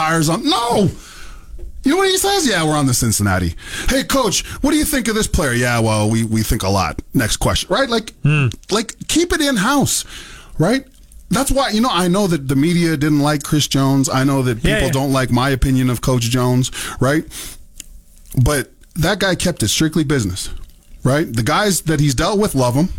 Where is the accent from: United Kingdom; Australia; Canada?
Canada; Mississauga, Ontario; moved away; as a kid growing up in Ontario